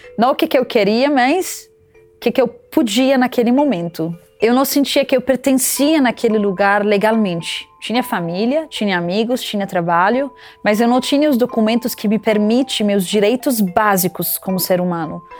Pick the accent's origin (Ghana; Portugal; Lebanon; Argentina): Lebanon; moved away as an adult; now in Brazil; Eu nasci no Líbano